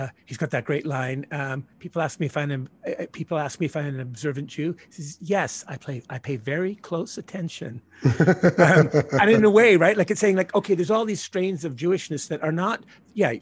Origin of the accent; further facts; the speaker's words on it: Northern Ireland, United Kingdom; moved away; I grew up in Ireland as a result of historical reasons.